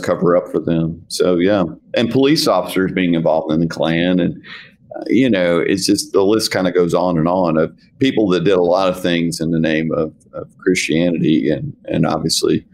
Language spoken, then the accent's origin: English; the South, United States; I'm from the South, but I wasn't from Mississippi